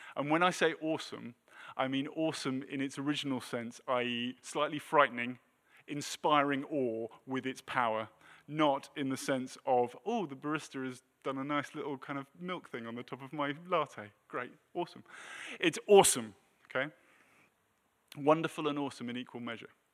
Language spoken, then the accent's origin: English; United Kingdom; moved away as an adult; now in United States; we're British